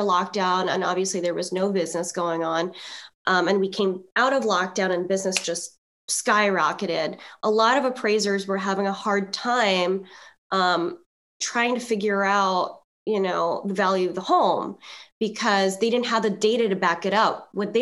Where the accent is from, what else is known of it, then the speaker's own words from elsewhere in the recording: Philippines; I'm Filipino